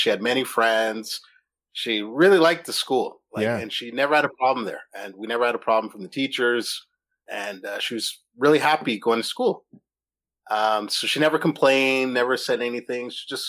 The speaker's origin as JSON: {"language": "English", "town": "Toronto", "region": "Ontario", "country": "Canada", "tie": "born or raised there", "said": "when I was a kid growing up in Toronto."}